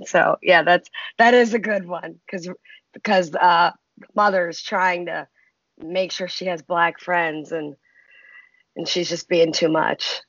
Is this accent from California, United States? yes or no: no; Baltimore, Maryland, United States; I grew up in Baltimore